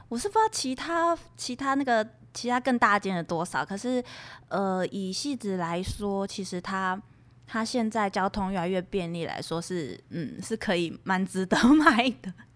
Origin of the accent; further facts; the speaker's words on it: Xizhi, New Taipei, Taiwan; 因为戏子我小时候就在那里了，那时候是会淹水的耶